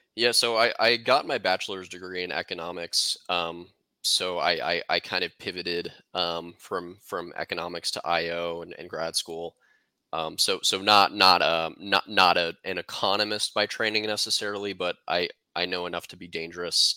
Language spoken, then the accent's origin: English; Kansas City, United States; I'm from Kansas City